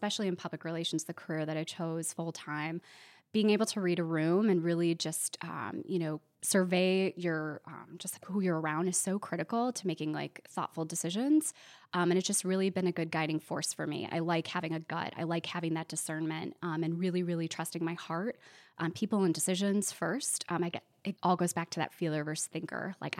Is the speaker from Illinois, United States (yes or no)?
yes; Glenview, Illinois, United States; when you're a Chicagoan, you have to be specific and say, like, I'm not from the city itself. I'm from the suburbs. So I grew up in a small suburb called Glenview.